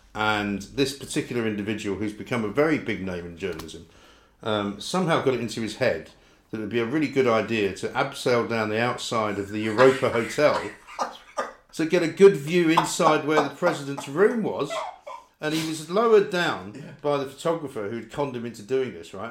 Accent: London, United Kingdom; I grew up in North London, right? From Scottish parents.

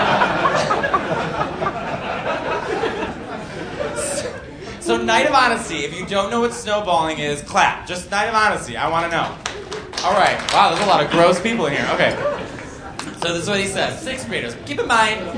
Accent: Chicago, Illinois, United States; I'm from Chicago

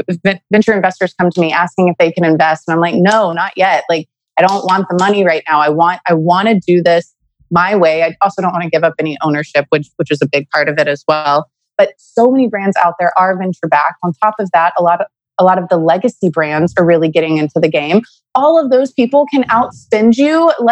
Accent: Beaumont, Texas, United States; Beaumont, Texas, which is my hometown

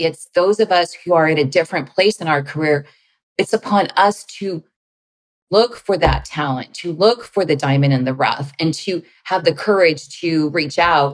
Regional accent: California, United States; moved away as an adult; also born or lived in Washington, D.C.; I'm from California

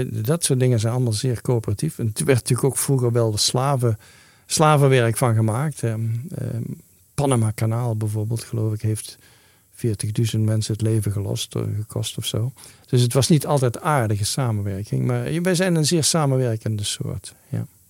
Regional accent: Netherlands; moved away; Ik ben een Nederlander

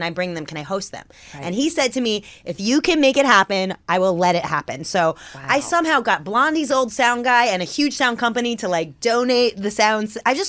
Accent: New York City, New York, United States; Now, I grew up in the Riot Girl scene of New York City.

